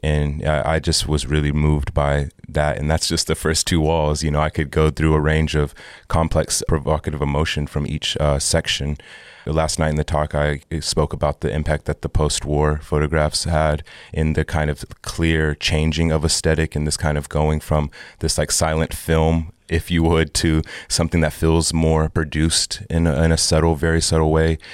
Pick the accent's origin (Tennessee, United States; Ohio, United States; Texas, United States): Texas, United States; also born or lived in Oklahoma; I grew up in Texas, and part of my youth, I also grew up in Oklahoma